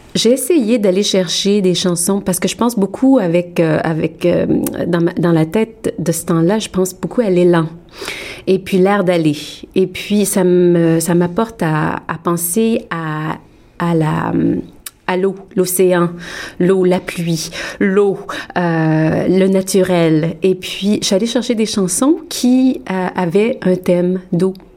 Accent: Montreal, Quebec, Canada; moved away as an adult; also born or lived in France; now in Toronto, Canada; j'ai grandi à Montréal

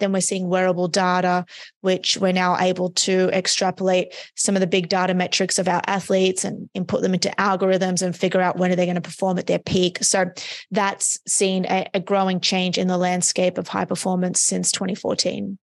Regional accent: Australia; moved away as an adult; now in United States; I'm from Australia, um, So, I was living in Australia at the time

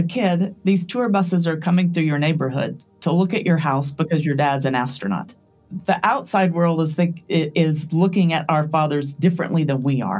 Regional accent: Nassau Bay, Texas, United States; When we were growing up in Nassau Bay

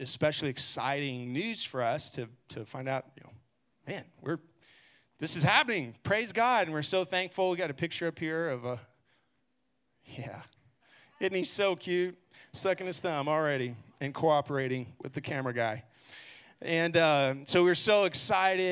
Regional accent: Garland, Texas, United States; also born or lived in Abilene; I grew up here in Garland, actually, and then left and went to college in Abilene

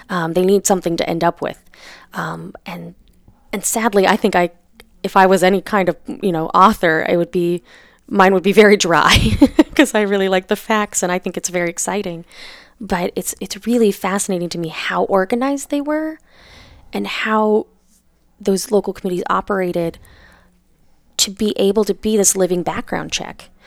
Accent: Wyoming, United States; I am from Wyoming

